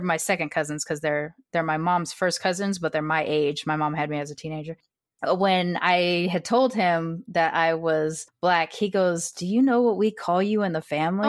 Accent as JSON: {"language": "English", "region": "California", "country": "United States", "also_born_or_lived": "Austin, Texas", "said": "that term followed them all the way to Riverside, California, which is where they planted here, and so I'm a Californian"}